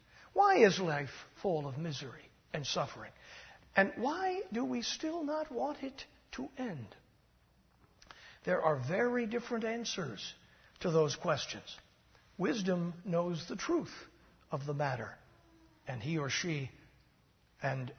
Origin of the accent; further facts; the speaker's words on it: United States; There are many sayings you and I learned as Americans growing up in the United States